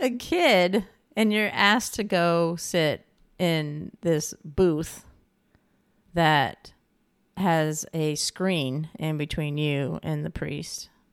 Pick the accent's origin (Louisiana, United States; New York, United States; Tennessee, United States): New York, United States; moved away as an adult; also born or lived in California / Pacific Northwest; I'm from New York and I moved out to California